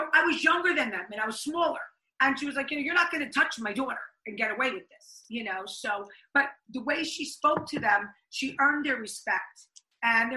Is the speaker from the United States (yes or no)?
yes; Elmwood Park, New Jersey, United States; I am from Elmwood Park, New Jersey. It was East Patterson. Then when I went to high school, they changed it to Elmwood Park. I graduated there